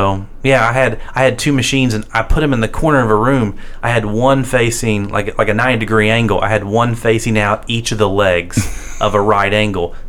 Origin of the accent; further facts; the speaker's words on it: Wayne County, West Virginia, United States; I went out in Wayne County, so there was a vocational school